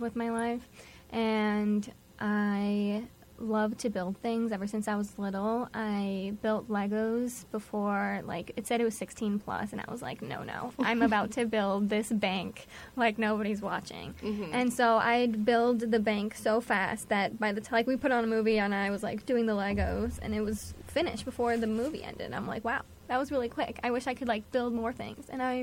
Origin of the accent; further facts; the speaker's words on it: White Plains, New York, United States; I'm from White Plains, New York